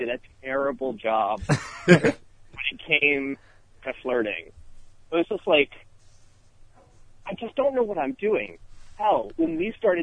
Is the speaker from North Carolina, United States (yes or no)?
yes; Charlotte, North Carolina, United States; moved away as an adult; also born or lived in Chicago / New York; now in Los Angeles, United States; I grew up mostly in Charlotte, North Carolina